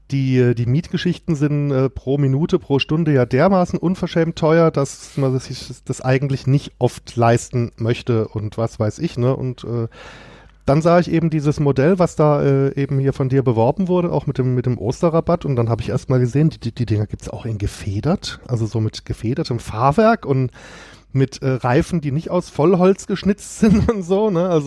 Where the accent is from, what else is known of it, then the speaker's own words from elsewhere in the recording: Kehl, Baden-Württemberg, Germany; Aus Kehl an der deutsch-französischen Grenze quasi. Also wer das jetzt nicht kennt, ist direkt neben Straßburg.